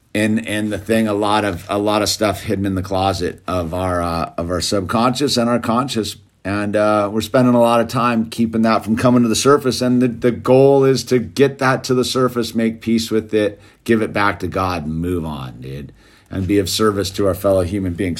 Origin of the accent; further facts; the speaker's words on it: United States; I'm an American